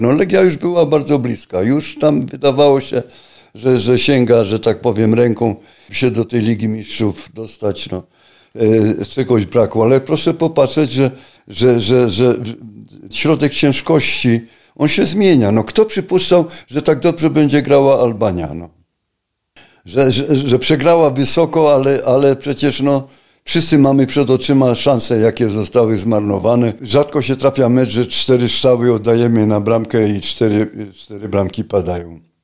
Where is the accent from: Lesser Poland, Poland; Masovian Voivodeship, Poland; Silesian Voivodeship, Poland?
Silesian Voivodeship, Poland; ja pochodzę ze Śląska, na Śląsku mieszkam